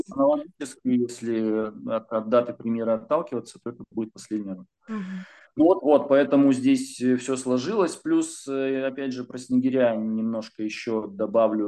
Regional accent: Urals, Russia; я же с Урала, с гор спустился почти что

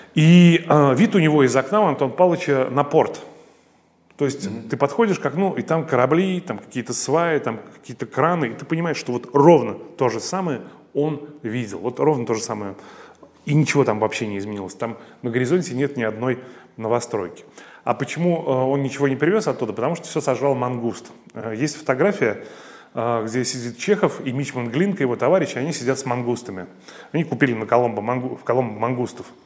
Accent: Riga, Latvia; moved away as an adult; now in Russia; я не россиянин. А, когда моя страна, Латвия, отделилась от СССР

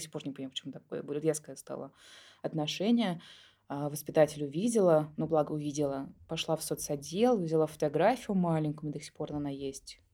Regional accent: Moscow, Russia; я родилась в Москве у двух студентов Тимирязевской академии

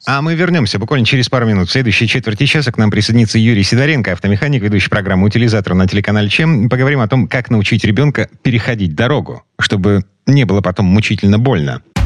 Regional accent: Kirov, Kirov Oblast, Russia; moved away; Я вот жил в таком квартале у себя на родине в Кирове.

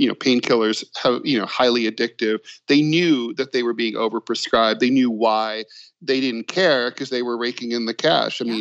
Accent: Dayton, Ohio, United States; I'm from Dayton, Ohio, which was hit very hard by the opioid pandemic

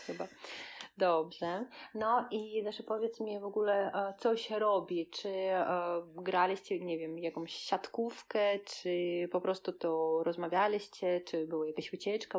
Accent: Kaliningrad, Kaliningrad Oblast, Russia; Polish is a second language; nad zatoką tutaj u nas w Kaliningradzie

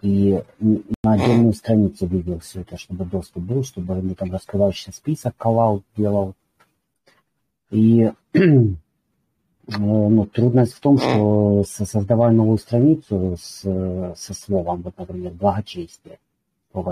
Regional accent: Luhansk Oblast, Ukraine; я из Луганской области.

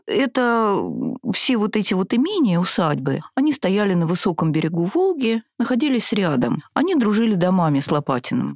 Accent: Moscow, Russia; also born or lived in Saint Petersburg; мы москвичи

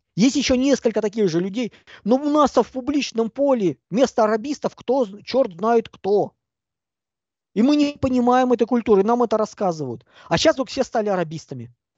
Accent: Russia; Я человек русский. По культуре, по сознанию

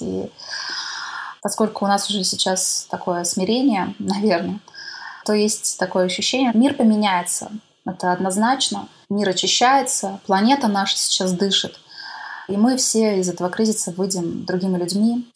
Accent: Korsakov, Sakhalin Oblast, Russia; moved away; моего родного города Корсакова, Сахалинской области

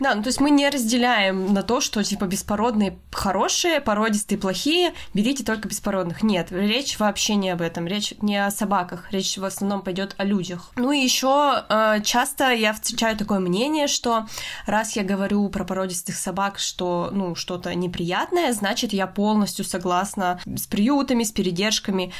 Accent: Russia; мы обе из России

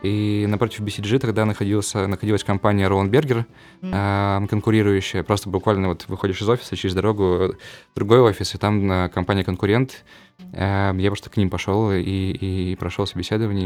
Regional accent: Perm Krai, Russia; moved away; я жил в маленьком поселке в Пермской области

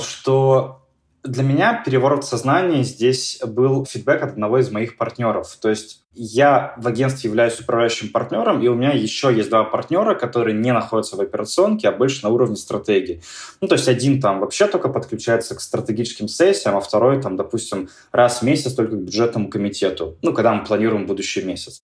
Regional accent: Yekaterinburg, Sverdlovsk Oblast, Russia; в моем родном городе, в Екатеринбурге

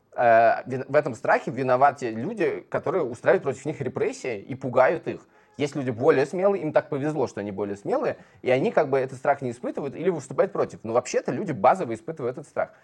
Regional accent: Moscow, Russia; born or raised there

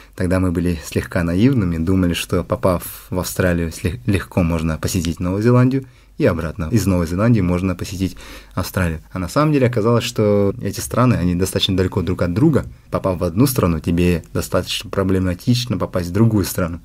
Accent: Amga, Sakha Republic, Russia; moved away as an adult; also born or lived in Yakutsk / Moscow; now in Sweden; Я родом из Амги. До 10 класса прожил в Амге, после чего я переехал в Якутск

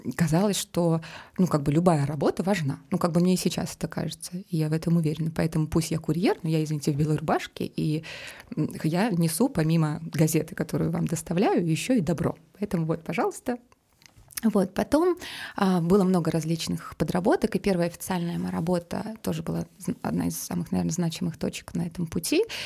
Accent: Omsk, Omsk Oblast, Russia; moved away; also born or lived in Saint Petersburg; а я сама из Омска

